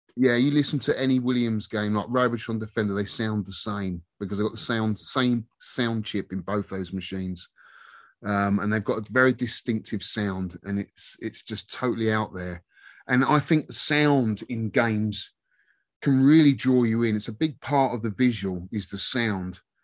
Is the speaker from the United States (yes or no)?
no; Twickenham, London, United Kingdom; I'm from Twickenham